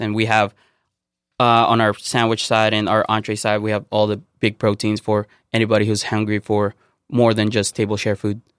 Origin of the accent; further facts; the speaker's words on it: Philippines; moved away; growing up in the Philippines